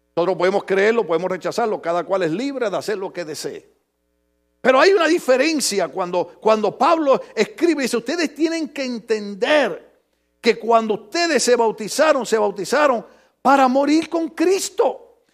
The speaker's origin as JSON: {"language": "Spanish", "country": "Puerto Rico", "moved": "yes", "said": "en mi país, en Puerto Rico"}